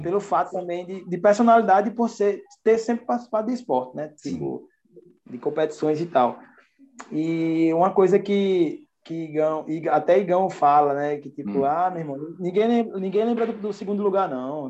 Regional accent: João Pessoa, Paraíba, Brazil; Sou naturalmente de João Pessoa, Paraíba, nordestino

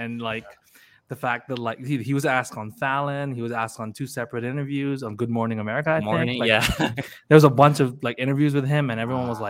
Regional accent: Philippines; because we're Filipino, so we were able to understand the Lola.

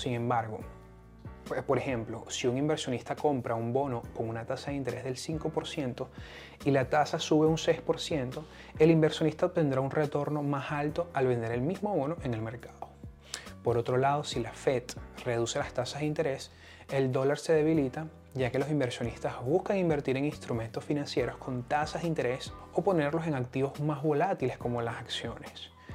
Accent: Venezuela; moved away; yo vengo de Venezuela

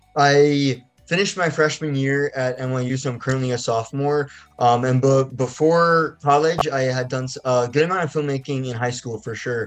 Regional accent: Basking Ridge, New Jersey, United States; I'm 19 years old. I'm a filmmaker from Basking Ridge, New Jersey, and I'm currently a sophomore at New York University studying in the undergraduate film and television department.

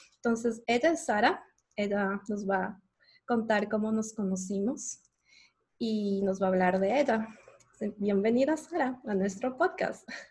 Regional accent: Ecuador; moved away as an adult; now in United States; yo soy ecuatoriana

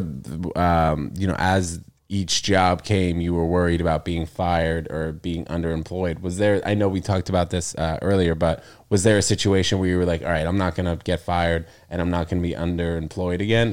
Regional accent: New York, United States; born or raised there; also born or lived in New Jersey

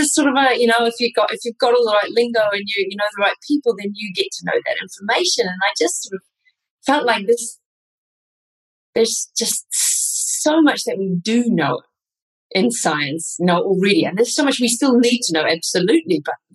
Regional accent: New Zealand; moved away as an adult; also born or lived in Australia / Vienna, Austria; now in Gata de Gorgos, Spain; I was born in Australia, I grew up in New Zealand, studied, did my PhD and my clinical training in New Zealand

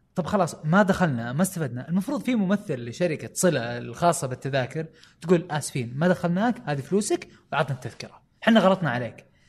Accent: Saudi Arabia; عندنا في السعوديه

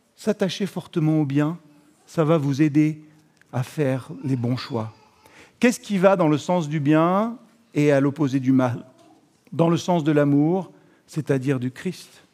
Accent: France; On est français

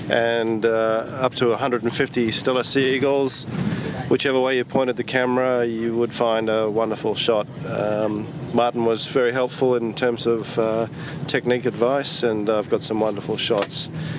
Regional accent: Australia; also from Australia.

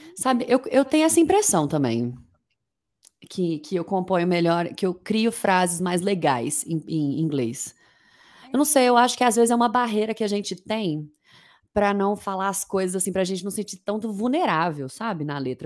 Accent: Uberlândia, Minas Gerais, Brazil; also born or lived in Uberaba / Niterói / London; eu nasci em Uberaba, mas eu vivi, eu vivi em Uberlândia a vida inteira

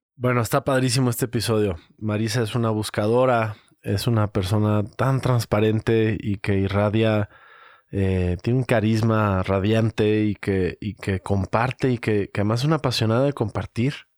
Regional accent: Guadalajara, Jalisco, Mexico; cómo somos los tapatíos

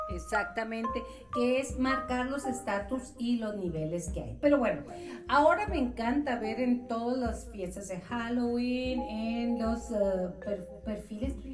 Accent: Mexico; como mexicanos

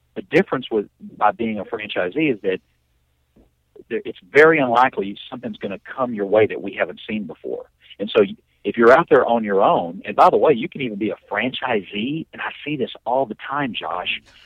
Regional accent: Temple, Texas, United States; came back to my hometown of Temple, Texas

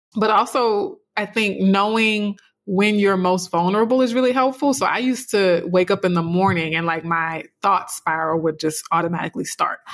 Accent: South Louisiana, United States; a dark skinned, you know, black girl growing up in South Louisiana

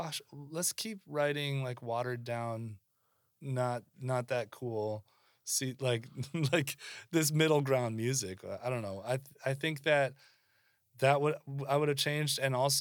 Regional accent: Pacific Northwest, United States; we're punk kids from the Northwest.

